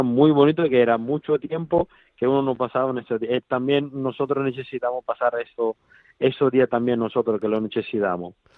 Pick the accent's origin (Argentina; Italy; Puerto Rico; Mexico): Italy; Spanish is a second language; now in Spain; yo que soy italiano